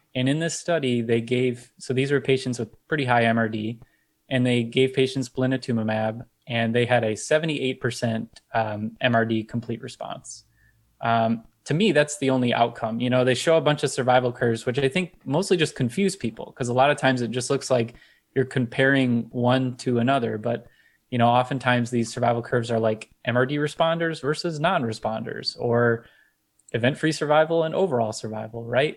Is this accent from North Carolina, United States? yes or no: no; Detroit, Michigan, United States; I'm from the Michigan area, Detroit area.